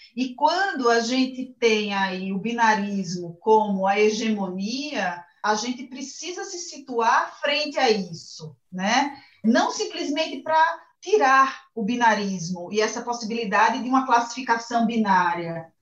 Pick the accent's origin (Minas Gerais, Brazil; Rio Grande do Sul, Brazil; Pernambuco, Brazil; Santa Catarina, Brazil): Pernambuco, Brazil; moved away as an adult; now in São Paulo, Brazil; eu sou pernambucana